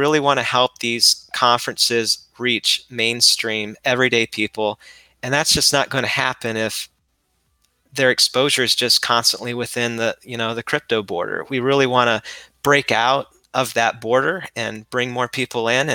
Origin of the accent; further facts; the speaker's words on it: Ohio, United States; I'm from Ohio